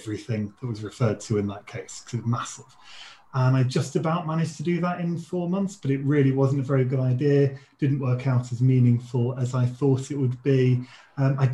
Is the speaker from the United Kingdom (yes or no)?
yes; Leicester, East Midlands, United Kingdom; moved away as an adult; also born or lived in Sheffield / Washington, D.C.; now in Newcastle, United Kingdom; I'm from Leicester